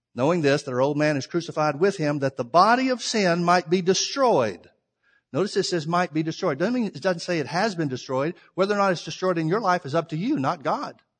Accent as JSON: {"language": "English", "region": "Alabama", "country": "United States", "said": "I'm from the South. I'm from Alabama"}